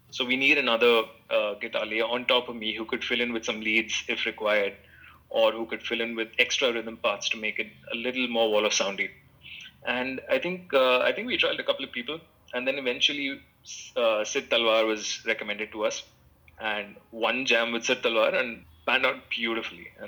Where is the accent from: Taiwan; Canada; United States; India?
India; Mumbai, Maharashtra; Satish was from Delhi, I was from Bombay.